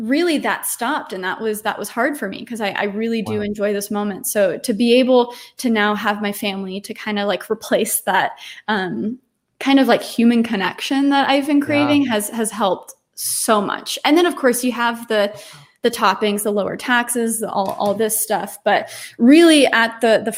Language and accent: English; Dallas, Texas, United States; moved away as an adult; also born or lived in New York City; I'm born and raised in Dallas, Texas. So I spent the first 20 years of my life here where we are now, in Dallas.